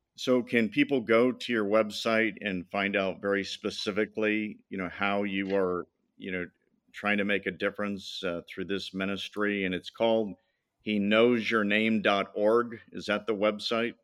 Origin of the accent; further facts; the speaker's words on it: Madison, Indiana, United States; I was born in Indiana, Madison, Indiana